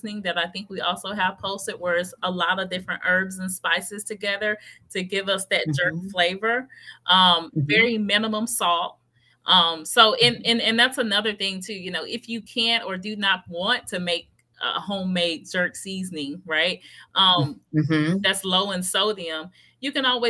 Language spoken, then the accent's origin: English; Memphis, Tennessee, United States; I'm originally from Memphis, Tennessee. I grew up with grandmother cooking the greens